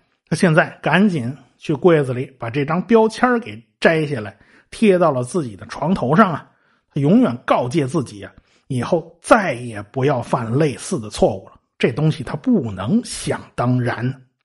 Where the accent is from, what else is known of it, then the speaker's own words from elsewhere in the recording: China; 我们中国人